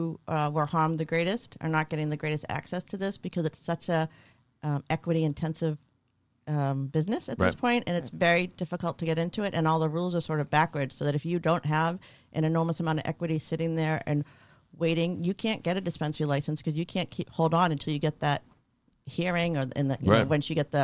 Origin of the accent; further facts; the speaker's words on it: Cambridge, Massachusetts, United States; my hometown of Cambridge